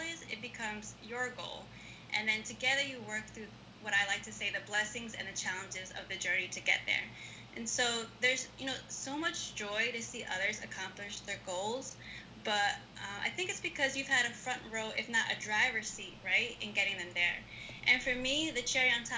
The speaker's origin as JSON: {"language": "English", "town": "Hackensack", "region": "New Jersey", "country": "United States", "tie": "born or raised there", "moved": "yes", "lives_now": "Philadelphia, United States", "said": "I grew up in Hackensack, New Jersey, and my parents came to the U.S. from Ecuador in the 1970s."}